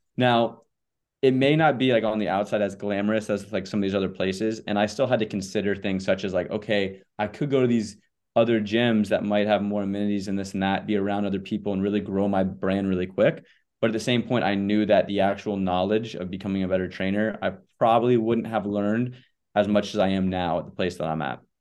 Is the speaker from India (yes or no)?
no; Charlotte, North Carolina, United States; moved away as an adult; also born or lived in Connecticut; now in Charleston, United States; I grew up in Charlotte, North Carolina.